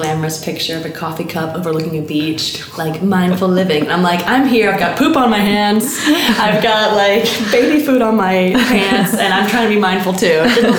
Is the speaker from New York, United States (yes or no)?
no; Alabama, United States; accent: Southern; hey y'all, I'm from Alabama, I'm a babysitter. And people trusted me. I think it was the accent. Like literally, like, I don't know, blonde Southern 21-year-old